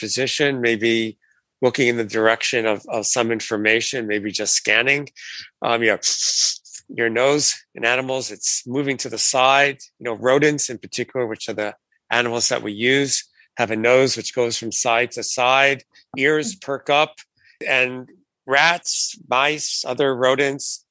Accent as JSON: {"language": "English", "town": "New York City", "region": "New York", "country": "United States", "tie": "born or raised there", "moved": "yes", "lives_now": "San Diego, United States", "said": "I grew up in Brooklyn, New York"}